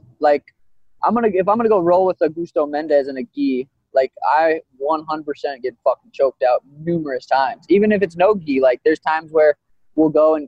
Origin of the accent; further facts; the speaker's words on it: Helena, Montana, United States; now in Phoenix, United States; we're both from Montana. He's from Great Falls. I'm from Helena